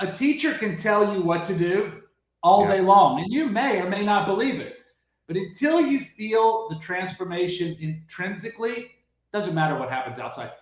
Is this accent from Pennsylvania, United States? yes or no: no; Lake Charles, Louisiana, United States; I was born in Lake Charles, Louisiana. I grew up in paradise.